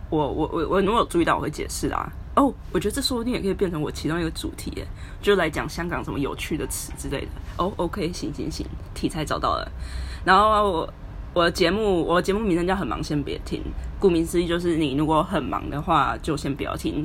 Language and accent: Chinese; Taiwan; moved away as an adult; now in Hong Kong; 我是一个在香港的实习仔。哦，我是台湾人啊